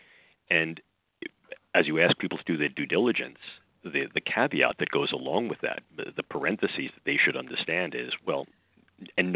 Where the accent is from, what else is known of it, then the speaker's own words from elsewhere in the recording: New York, United States; accent: New York; my New York accent